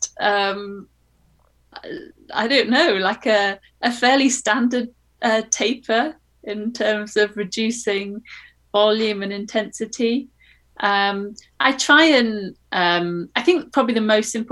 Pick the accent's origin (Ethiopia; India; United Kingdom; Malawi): United Kingdom; as a Brit